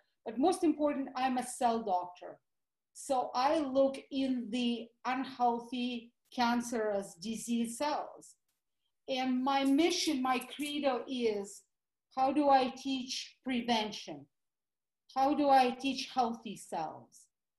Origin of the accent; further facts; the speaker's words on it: Russia; accent: Russian; English is a second language; moved away as an adult; So obviously you can hear my Russian accent. So I am an implant from the former Soviet Union. My husband calls it CCCP. So I immigrated on the verge of 1990, basically Christmas of 1989.